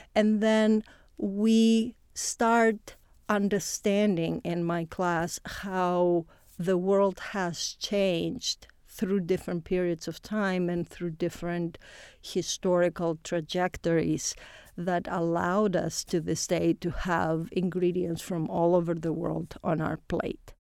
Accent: Greece; moved away as an adult; now in Indiana, United States; I come from Greece originally.

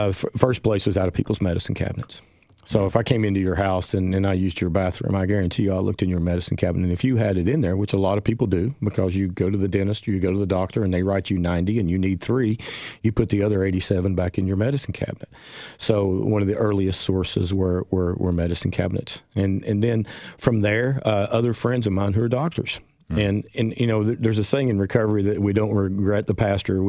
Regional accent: Jonesborough, Tennessee, United States; born or raised there; also born or lived in Johnson City, Tennessee

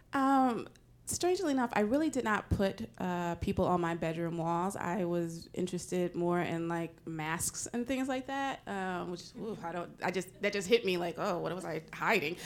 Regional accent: Nashville, Tennessee, United States; I'm from Nashville, Tennessee

